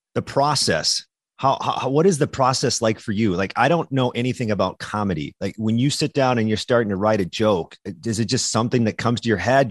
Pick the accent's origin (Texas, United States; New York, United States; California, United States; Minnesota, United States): Minnesota, United States; moved away; also born or lived in Wisconsin; i was born in Minnesota, raised in Minnesota.